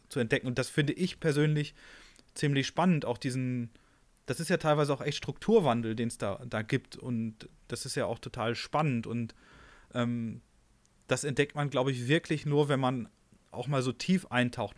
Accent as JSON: {"language": "German", "region": "North Rhine-Westphalia", "country": "Germany", "tie": "born or raised there", "said": "ich komme ja auch aus NRW"}